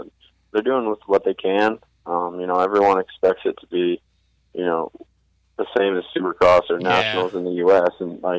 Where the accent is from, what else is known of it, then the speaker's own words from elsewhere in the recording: Ohio, United States; moved away; also born or lived in Georgia / South Carolina; I grew up in Ohio, and then I moved to Georgia and then to South Carolina.